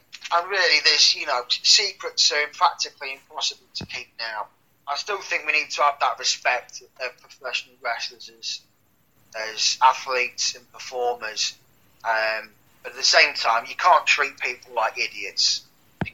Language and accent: English; Leicester, East Midlands, United Kingdom; I was back in my hometown, Leicester.